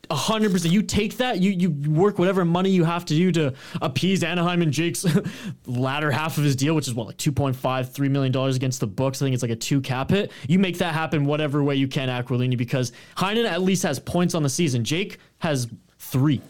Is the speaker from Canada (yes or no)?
yes; Canada